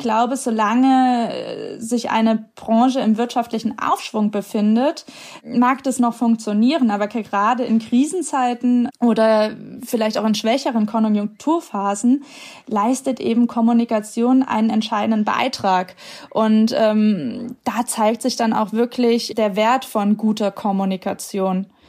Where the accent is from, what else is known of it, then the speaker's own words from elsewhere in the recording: Giessen, Hesse, Germany; moved away as an adult; aus meiner Heimatstadt Gießen irgendwie wegziehe